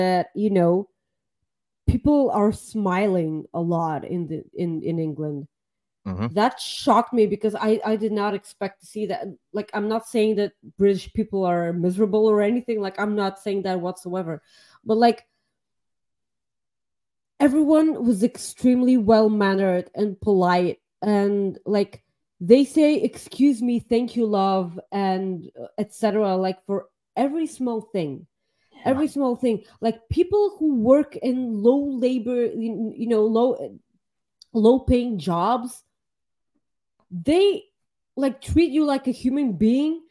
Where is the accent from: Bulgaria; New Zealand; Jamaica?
Bulgaria; moved away; I'm from Bulgaria